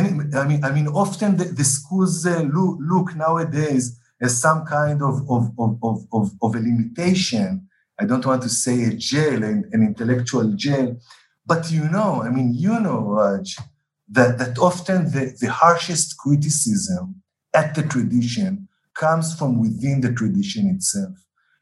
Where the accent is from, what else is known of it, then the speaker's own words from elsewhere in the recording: Israel; remember that I'm an Israeli, that I'm not a Westerner, I'm not an Indian. I'm somewhere in between, right?